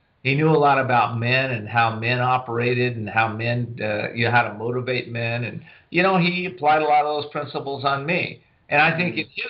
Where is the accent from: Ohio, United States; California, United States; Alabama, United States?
California, United States; Whittier; also born or lived in San Diego, California; I grew up in Southern California. I'm one of the few Southern California natives left